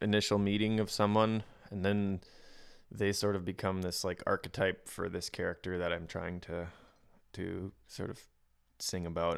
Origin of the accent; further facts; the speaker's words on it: outside of Winnipeg, Manitoba, Canada; I grew up just outside of Winnipeg.